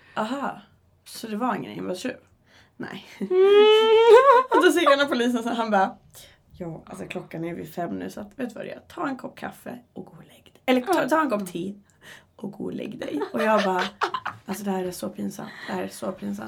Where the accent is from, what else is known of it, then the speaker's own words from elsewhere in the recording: Uppsala, Uppsala County, Sweden; moved away as an adult; also born or lived in Västerås; jag är hemma i Uppsala